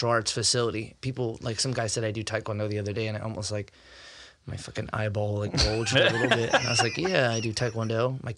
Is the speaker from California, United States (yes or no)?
yes; Fresno, California, United States; moved away as an adult; also born or lived in Iowa; now in Canby, United States; I grew up in Fresno, California.